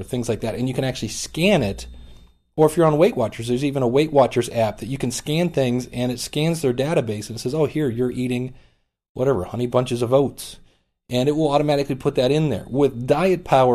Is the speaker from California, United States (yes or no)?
no; Cleveland, Ohio, United States; I'm actually from Cleveland, Ohio